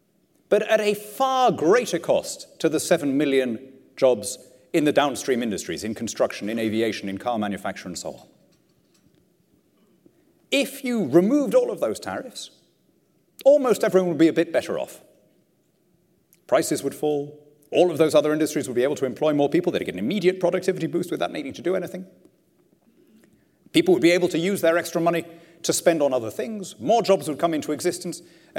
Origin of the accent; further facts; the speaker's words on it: Lima, Peru; You know, I grew up in Lima, in South America. And Lima, when I was a kid, was ringed by shantytowns, by slums.